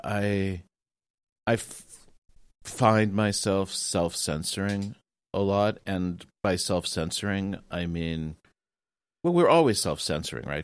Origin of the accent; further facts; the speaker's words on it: United States; now in Japan; as an American, uh, in Japan